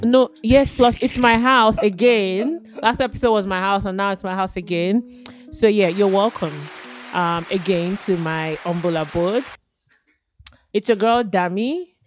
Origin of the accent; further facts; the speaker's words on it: Nigeria; now in Australia; as a Nigerian who's been like raised in a certain religion, um, as a Christian